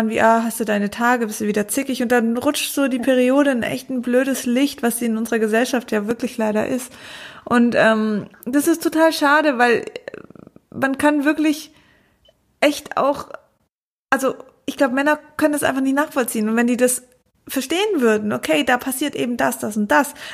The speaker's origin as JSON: {"language": "German", "town": "Konstanz", "region": "Baden-Württemberg", "country": "Germany", "said": "Ah, ich komme aus Konstanz, ist jetzt gar nicht so weit."}